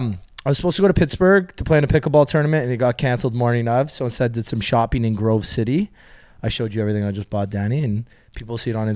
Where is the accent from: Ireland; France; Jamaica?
Jamaica; now in London, California, United States; growing up in Jamaica and coming here. First time we saw snow, living in London, Ontario.